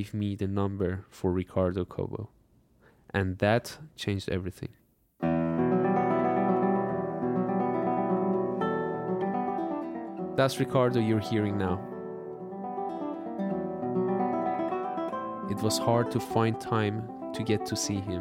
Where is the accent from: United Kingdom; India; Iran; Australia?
Iran; moved away; I was born in Iran